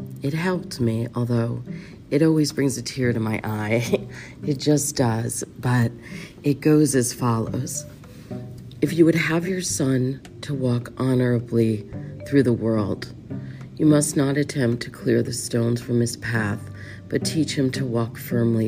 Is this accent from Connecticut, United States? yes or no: yes; Connecticut, United States; I grew up in Connecticut